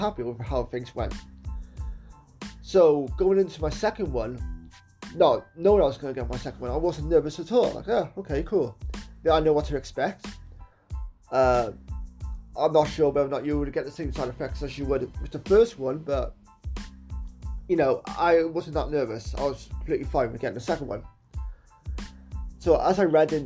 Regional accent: Wales, United Kingdom; my country of Wales

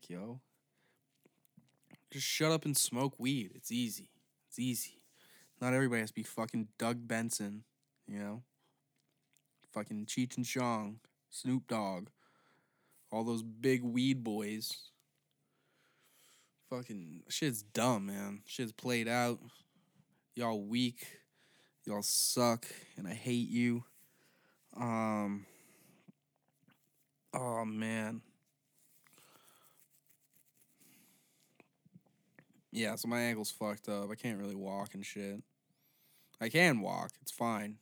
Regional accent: Canada; I'm also Canadian

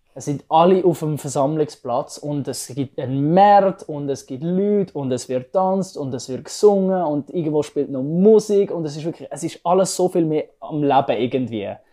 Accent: Switzerland; ich bin ja als kleines Kind in der Schweiz aufgewachsen, aber meine Mutter ist ja Mexikanerin

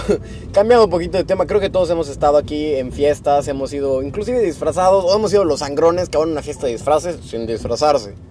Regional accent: Mexico; ir al panteón el día de muertos como buen mexicano

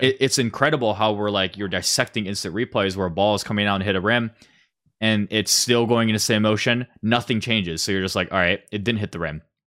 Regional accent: Columbus, Ohio, United States; I'm from Columbus.

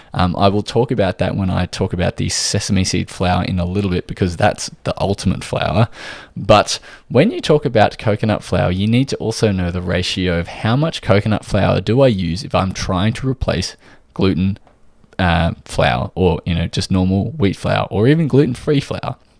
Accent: Australia

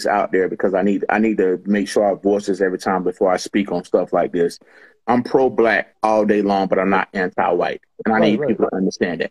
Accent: North Carolina, United States; I'm from North Carolina

